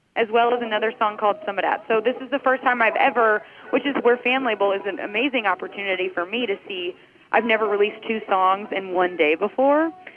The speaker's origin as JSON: {"language": "English", "town": "St. Louis", "region": "Missouri", "country": "United States", "tie": "born or raised there", "moved": "as an adult", "lives_now": "Nashville, United States", "said": "I grew up in St. Louis"}